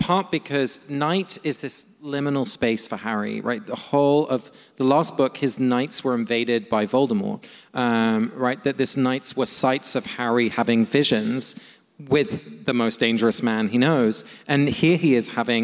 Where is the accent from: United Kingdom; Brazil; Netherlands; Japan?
United Kingdom; London; now in United States; my hometown of London